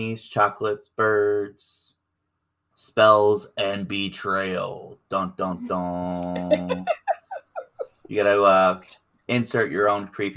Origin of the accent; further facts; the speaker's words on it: America's Bible Belt, the South, United States; I grew up Southern Baptist in America's Bible Belt